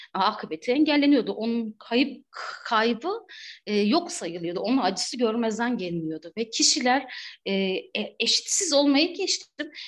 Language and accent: Turkish; Batman, Batman Province, Turkey; ben de Batman'da büyüdüm, doğdum, büyüdüm